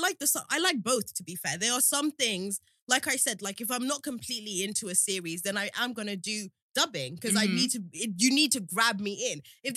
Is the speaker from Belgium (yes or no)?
yes; Belgium; so I grew up in Belgium.